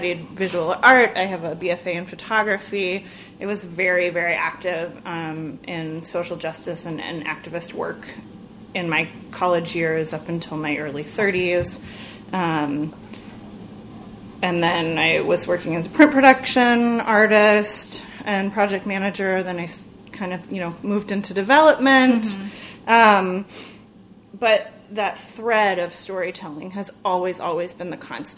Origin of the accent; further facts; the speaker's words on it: Vashon, Washington, United States; moved away as an adult; also born or lived in Savannah, Georgia / Vancouver, BC / Norfolk, Virginia; I grew up in Vashon, which is slightly outside of the city